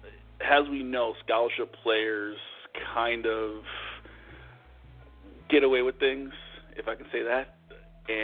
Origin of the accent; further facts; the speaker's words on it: New Jersey, United States; growing up where I grew up in New Jersey, I'm a Giants fan.